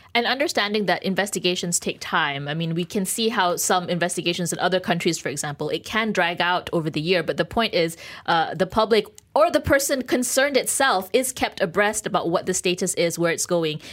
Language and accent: English; Malaysia; we're grateful to be Malaysian